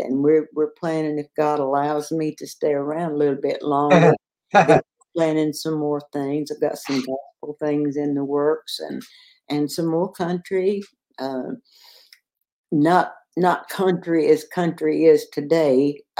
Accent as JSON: {"language": "English", "region": "Louisiana", "country": "United States", "tie": "born or raised there", "also_born_or_lived": "Shreveport, Louisiana", "said": "I was born in Seattle, Louisiana. Mm-hmm. I was in Shreveport. My family moved to Shreveport when I was 11 years old."}